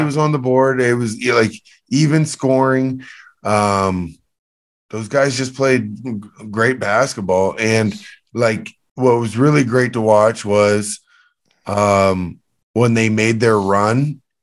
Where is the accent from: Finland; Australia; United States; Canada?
Canada; I'm from Canada